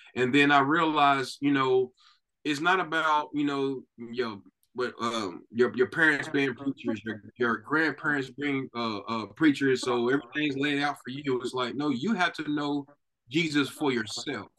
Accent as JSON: {"language": "English", "town": "Knoxville", "region": "Tennessee", "country": "United States", "tie": "born or raised there", "moved": "as an adult", "lives_now": "Texas, United States", "said": "both me and my wife were born and raised in Knoxville, Tennessee"}